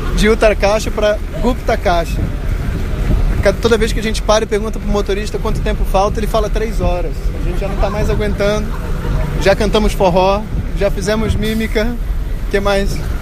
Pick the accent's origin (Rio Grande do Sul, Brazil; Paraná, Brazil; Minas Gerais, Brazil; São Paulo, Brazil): Paraná, Brazil; Eu que sou do Paraná